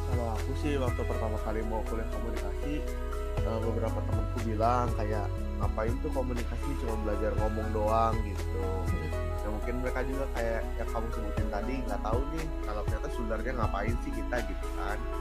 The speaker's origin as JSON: {"language": "Indonesian", "town": "Bandung", "region": "West Java", "country": "Indonesia", "moved": "as an adult", "lives_now": "Semarang, Indonesia", "said": "aku tuh nggak tahu kalau di sini tuh kayak bahasa Jawa tuh sehari-hari gitu loh karena kalau di di daerahku itu di Bandung"}